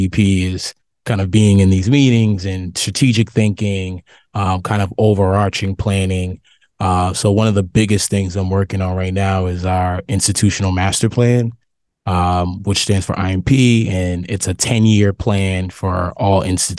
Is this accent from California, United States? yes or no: no; Boston, Massachusetts, United States; I'm from Boston, from Roxbury